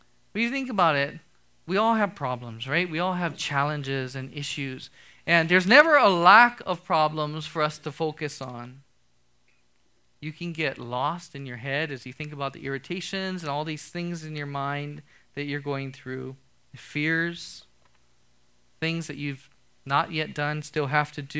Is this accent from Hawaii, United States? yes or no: yes; Hawaii, United States; I'm from Hawaii